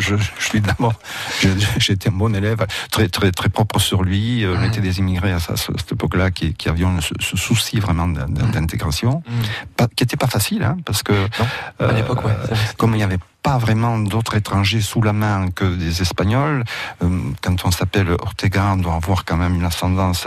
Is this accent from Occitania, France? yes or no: yes; Coustouges, Occitania, France; first language Catalan; French is a second language; also born or lived in Bassegoda, Catalonia, Spain; je suis né à Bassagode, de l'autre côté de la frontière. Je suis rentré en France à l'âge de deux mois.